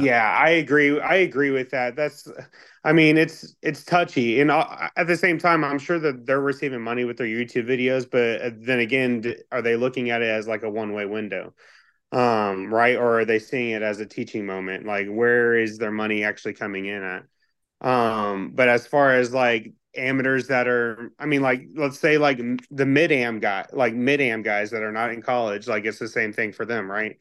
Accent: Texas, United States; moved away as an adult; also born or lived in Kentucky; I grew up in Texas

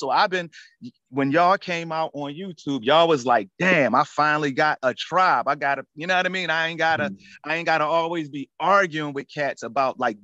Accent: Philadelphia, Pennsylvania, United States; I'm from Philly

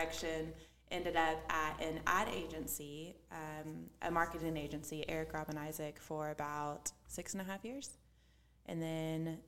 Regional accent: Fort Smith, Arkansas, United States; moved away as an adult; now in Little Rock, United States; My childhood, I'm from Fort Smith, Arkansas.

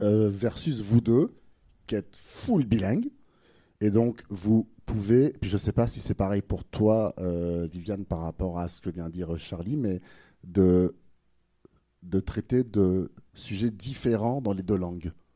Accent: France; accent: French; moved away; Avec mon accent français

